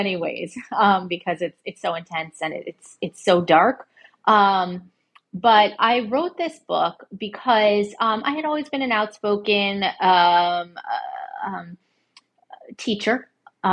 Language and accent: English; Connecticut, United States; now in New York City, United States; I grew up in Connecticut as a suburban kid.